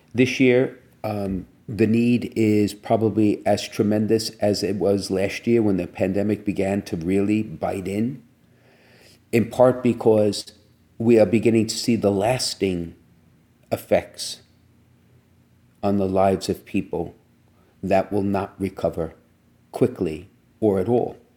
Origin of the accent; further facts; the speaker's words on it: New York City, New York, United States; I'm from Brooklyn